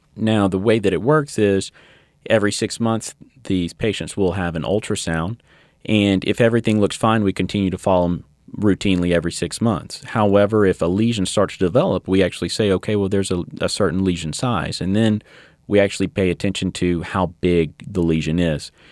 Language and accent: English; Baton Rouge, Louisiana, United States; also born or lived in Shreveport; originally from Baton Rouge